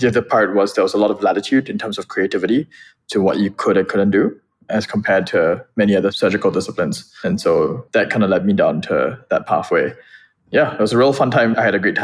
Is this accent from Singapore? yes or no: yes; Singapore; moved away; also born or lived in Boston; I would introduce myself first and foremost as a Singaporean.